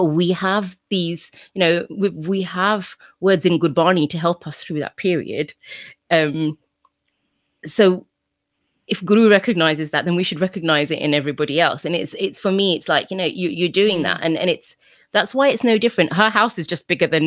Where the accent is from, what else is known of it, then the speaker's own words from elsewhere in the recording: United Kingdom; I am British